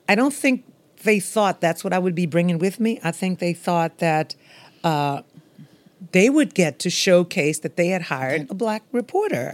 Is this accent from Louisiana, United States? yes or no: yes; Louisiana bayou, United States; I'm from Maryland, the bayou where that sort of thing happened